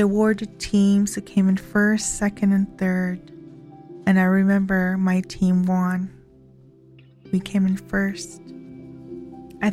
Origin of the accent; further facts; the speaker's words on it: Kainai Nation, Alberta, Canada; I am from Ghana, First Nation, Alberta